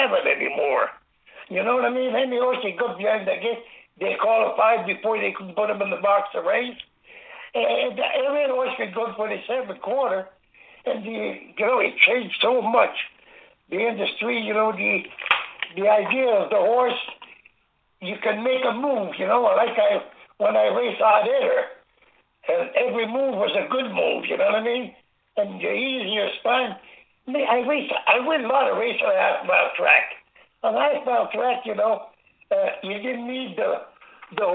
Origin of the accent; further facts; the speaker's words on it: Angers, Quebec, Canada; at the farmhouse, where I was raised and born in Angers, Quebec